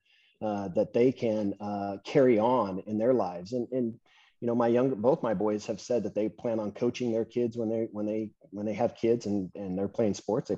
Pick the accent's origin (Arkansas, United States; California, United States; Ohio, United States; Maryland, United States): California, United States; San Luis Obispo; knows the San Luis Obispo area of California, that's where I grew up